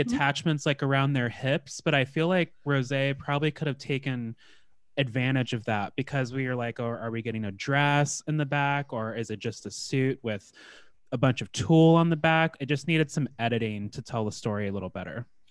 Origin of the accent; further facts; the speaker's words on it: Alaska, United States; I grew up in the north in Alaska